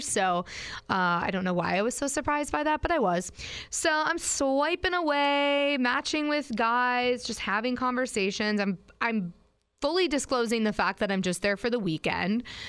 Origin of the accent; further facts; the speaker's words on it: Green Bay, Wisconsin, United States; Sure do, and I love it. Grew up there